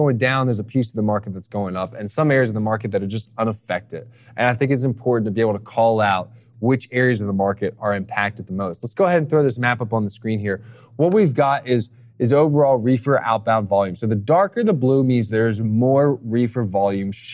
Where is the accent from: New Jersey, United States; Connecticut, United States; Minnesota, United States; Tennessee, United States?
New Jersey, United States; I grew up in South Jersey. I could be in downtown Philly in 15 minutes